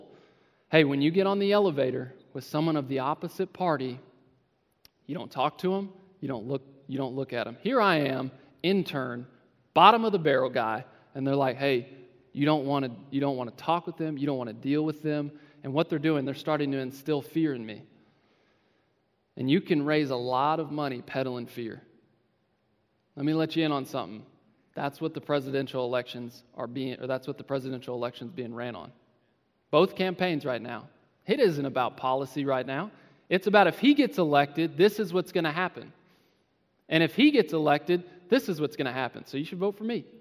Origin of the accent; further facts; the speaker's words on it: Independence, Missouri, United States; I'm from Independence, Missouri